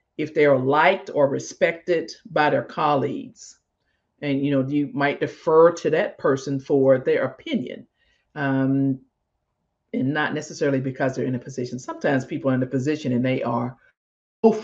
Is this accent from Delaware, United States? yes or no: no; Mississippi, United States; moved away; I grew up in Mississippi